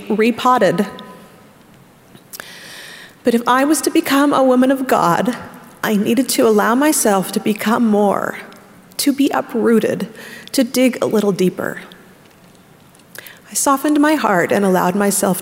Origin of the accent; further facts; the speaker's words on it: Orem, Utah, United States; moved away as an adult; also born or lived in Arkansas; I grew up in Orem, Utah, and immediately went to college in Arkansas